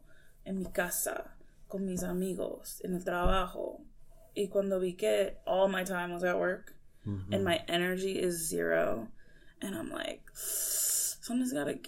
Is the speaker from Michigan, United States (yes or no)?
yes; Michigan, United States; moved away as an adult; also born or lived in Missouri / Ohio / India; now in St. Louis, United States; I was born in Missouri. Grew up in Michigan.